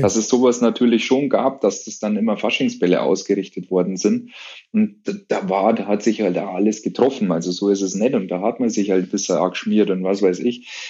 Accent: Munich, Bavaria, Germany; bei uns in München

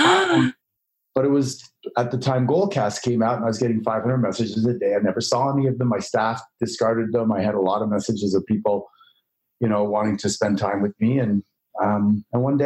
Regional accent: Canada; moved away as an adult; now in Los Angeles, United States; I grew up in Canada

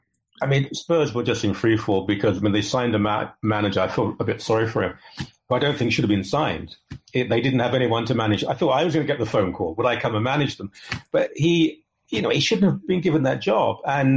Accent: Ilford, London, United Kingdom; Well, I grew up in Ilford, which is East London, Essex area, which is very much a West Ham area.

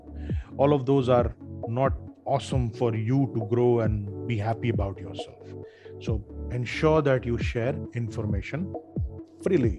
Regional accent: Dhanbad, Jharkhand, India; my hometown, Dhanbad

